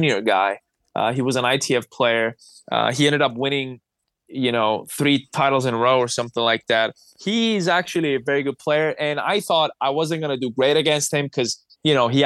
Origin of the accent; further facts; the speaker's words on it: Cyprus; I'm from Cyprus.